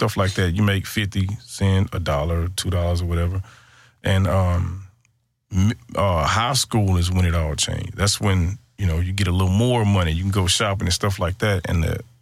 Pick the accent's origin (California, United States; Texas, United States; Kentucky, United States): Texas, United States; Houston; I'm from Houston, Texas. And inside Houston, Texas, a small part of town called Cashmere Gardens